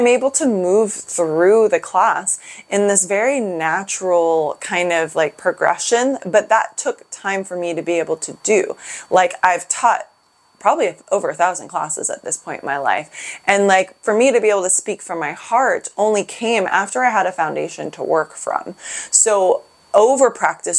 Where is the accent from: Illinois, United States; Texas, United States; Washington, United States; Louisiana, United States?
Washington, United States; Seattle; I'm from Seattle